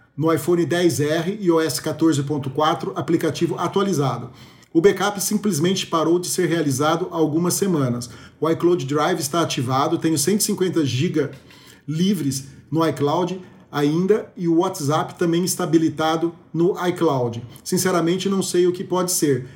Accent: Brazil; como bom brasileiro

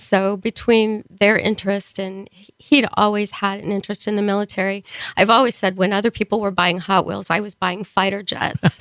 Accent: Springfield, Missouri, United States; moved away as an adult; now in Kearney, United States; I was born in Springfield, Missouri. Um, went to school, high school there.

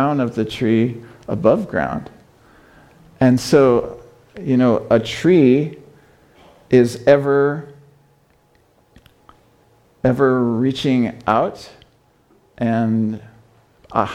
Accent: Fort Wayne, Indiana, United States; also born or lived in China; I'm from Fort Wayne, Indiana

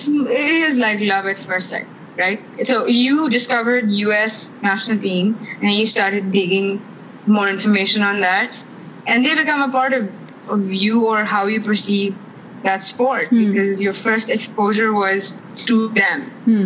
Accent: Pakistan; Growing up in Pakistan, you'd see all of those matches on PTV

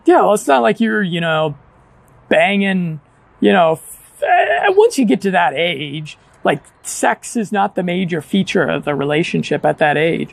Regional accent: United States; moved away; half the guys and gals that I grew up with in America

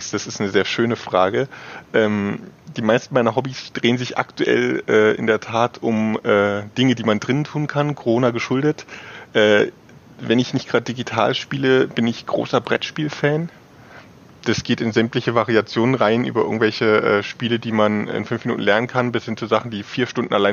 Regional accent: Saxony, Germany; now in Leipzig, Germany; Ähm, aufgewachsen bin ich nicht in Leipzig. Ich komme aus dem alleröstlichsten Zipfel von Sachsen. Also, wenn ich aus meinem äh, alten Zimmerfenster geschaut habe, habe ich die polnische Grenze gesehen.

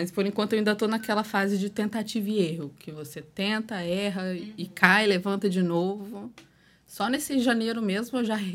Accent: Espírito Santo, Brazil; sou capixaba, tenho 29 anos

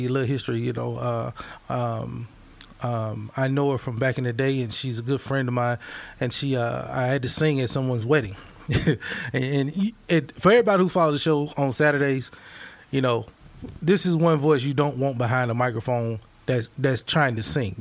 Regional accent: Mississippi, United States; now in Missouri, United States; I grew up in Mississippi

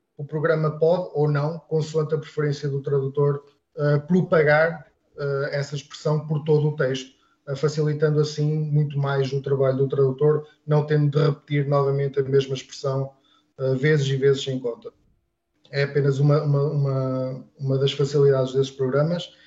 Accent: Portugal; first language European Portuguese; para nós, sendo portugueses

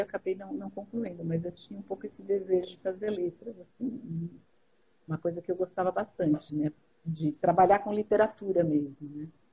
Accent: São Paulo, Brazil; Sou paulistana aqui, sempre, a vida toda aqui

